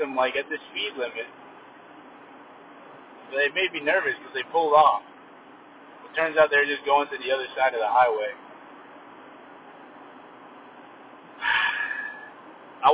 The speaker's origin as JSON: {"language": "English", "area": "Silicon Valley", "region": "California", "country": "United States", "said": "I'm a city boy. I'm from the city"}